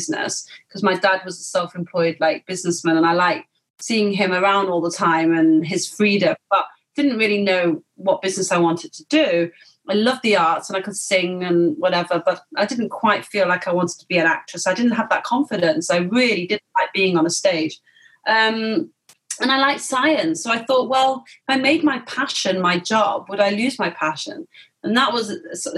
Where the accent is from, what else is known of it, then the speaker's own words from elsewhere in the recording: Manchester, North West England, United Kingdom; moved away; also born or lived in London; I'm from Manchester